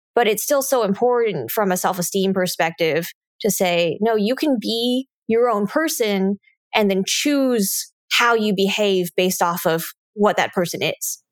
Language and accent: English; United States; me growing up in the United States